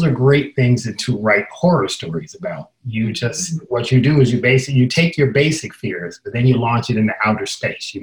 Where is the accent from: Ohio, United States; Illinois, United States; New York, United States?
Illinois, United States; Chicago; I grew up in Chicago